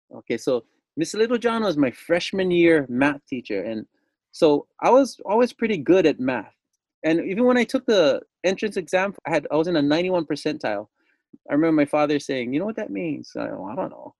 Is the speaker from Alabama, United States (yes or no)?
no; Lanai, Hawaii, United States; I'm from the island of Lanai, born and raised, and my dad was a Lanai boy